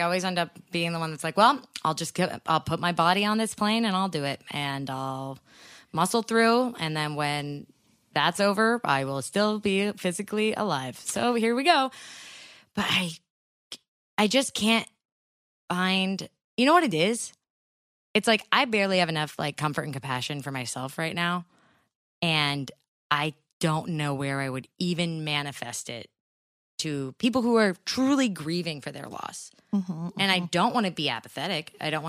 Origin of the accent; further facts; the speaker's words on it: California, United States; we're Californian.